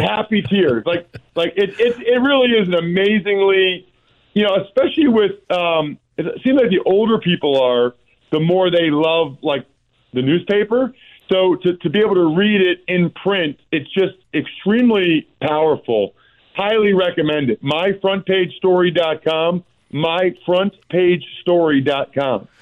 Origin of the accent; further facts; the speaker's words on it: outside of Philadelphia, Pennsylvania, United States; I grew up outside of Philadelphia